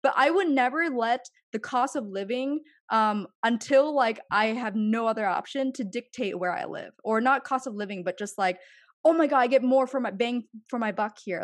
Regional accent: Pennsylvania, United States; moved away as an adult; also born or lived in California / Los Angeles; now in Manhattan, United States; I appreciate growing up in Pennsylvania be, because I grew up in what's kind of the heart of what middle class America is like

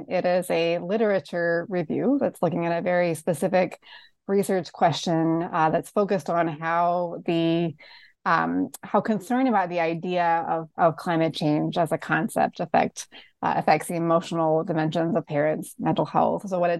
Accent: North Carolina, United States; my home state of North Carolina, where I lived at the time

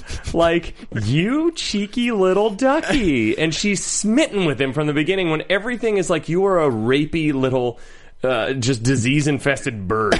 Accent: Akron, Ohio, United States; I grew up in Akron, Ohio.

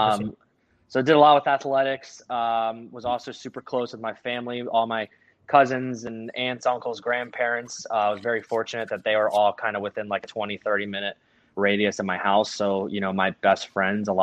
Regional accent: Frederick, Maryland, United States; now in Ohio, United States; I am from Maryland and, born and raised there, and someday we'll end up there

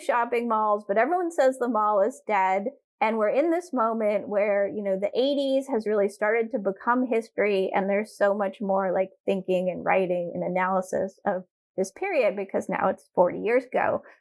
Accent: Durham, North Carolina, United States; I grew up in Durham, North Carolina

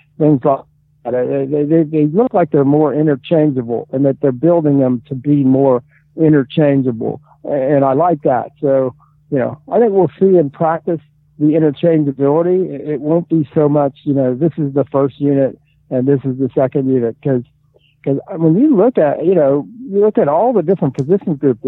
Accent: Midwest, United States; moved away; I grew up in the Midwest

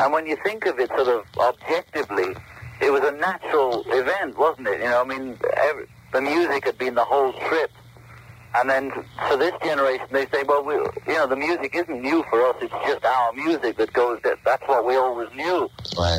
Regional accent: England, United Kingdom; moved away as an adult; now in United States; we were all brought up on, in England

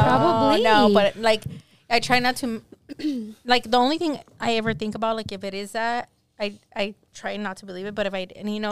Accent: Los Angeles, California, United States; We were born and raised in East

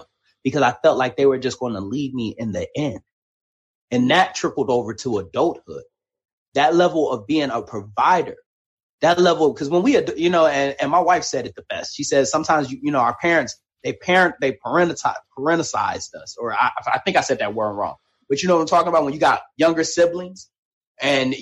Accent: Detroit, Michigan, United States; Me growing up in Detroit, Michigan, raised by a single mother

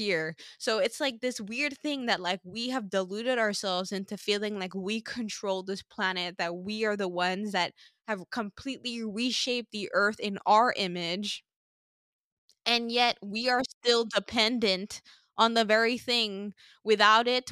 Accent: Sint Maarten; now in Toronto, Canada; growing up on Sint Maarten, like we were exposed to growing with nature

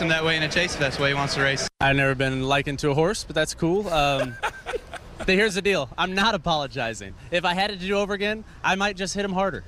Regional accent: Las Vegas, Nevada, United States; born or raised there

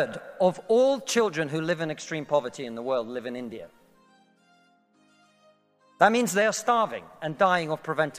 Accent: Russia; moved away; I come from Russia

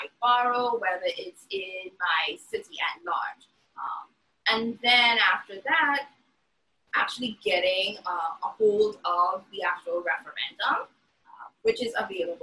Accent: Trinidad & Tobago; now in New York, United States; as a Trinidadian citizen

